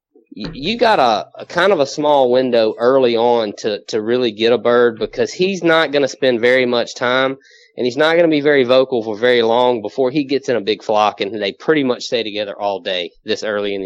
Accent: southwest Mississippi, United States; moved away as an adult; now in Louisiana, United States; I'm actually originally from Mississippi.

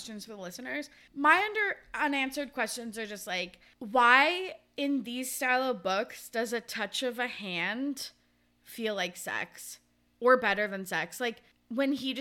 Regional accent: Kamloops, British Columbia, Canada; now in Victoria, Canada; They lived in Kamloops, which was my hometown.

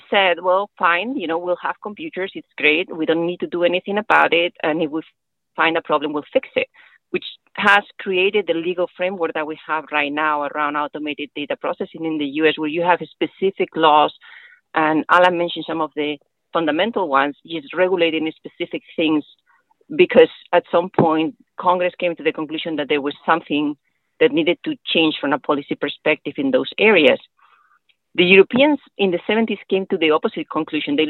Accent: Spain; now in United States; I am attorney in Spain. I'm originally from Spain.

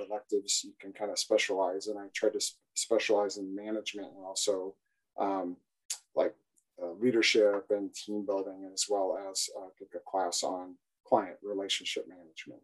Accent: Iowa, United States; growing up in Iowa

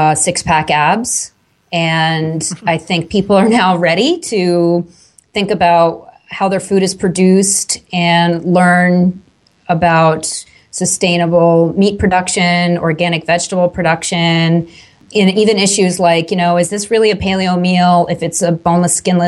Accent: Long Island, New York, United States; I grew up on Long Island, which is outside of New York City, about an hour and a half way on the eastern end of Long Island, New York.

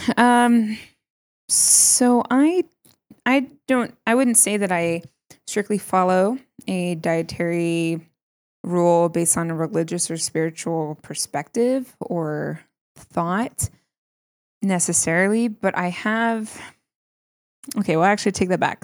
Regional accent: New York, United States; now in Colorado, United States; I'm from New York.

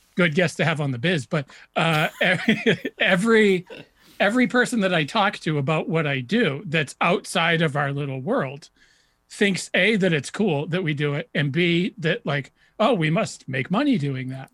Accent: New Hampshire, United States; I grew up in New Hampshire

